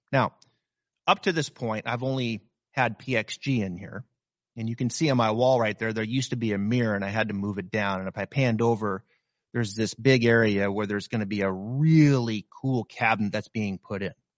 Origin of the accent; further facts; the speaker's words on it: Pacific Northwest, Northern Idaho, United States; moved away; I can remember growing up in the Pacific Northwest, Northern Idaho, and you've got snow, like, over your head